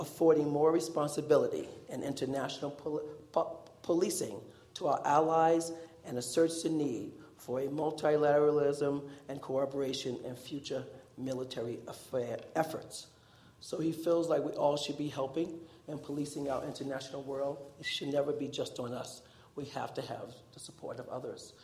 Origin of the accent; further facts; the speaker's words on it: New York City, New York, United States; moved away as an adult; also born or lived in Idaho; now in New Mexico, United States; I was born in Harlem, Manhattan, New York City. And I was very poor, but I didn't know it.